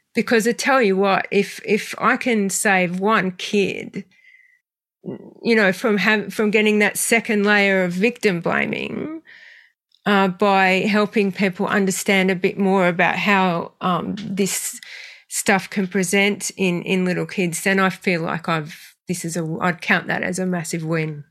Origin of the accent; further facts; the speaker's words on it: Australia; also born or lived in western suburbs of Sydney; I grew up in the western suburbs of Sydney, so very working class family, and then moved to a small country town when I was seven